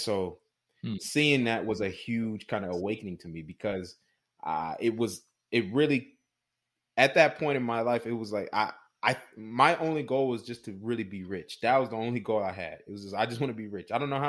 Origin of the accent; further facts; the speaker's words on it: Houston, Texas, United States; moved away as an adult; now in San Antonio, United States; I'm from Houston and currently out here in San Antonio, Texas. But I moved out here when I was, you know, about 18 years old.